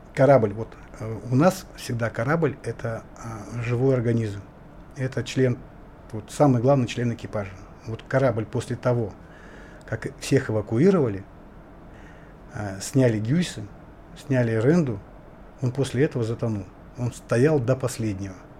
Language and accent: Russian; Indigirka, Yakutia, Sakha Republic, Russia; Я вот якут